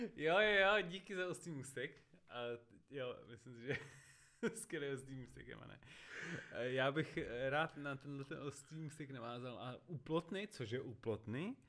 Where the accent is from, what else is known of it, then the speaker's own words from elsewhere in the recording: Czechia; My jsme, my jsme normálně Češi. My jsme Češi, Češi.